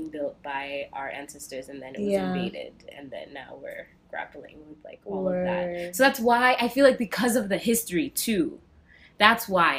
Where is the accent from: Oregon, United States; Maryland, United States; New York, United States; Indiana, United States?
New York, United States; New York City; I feel like I am a Kenyan New Yorker, though, because I don't claim all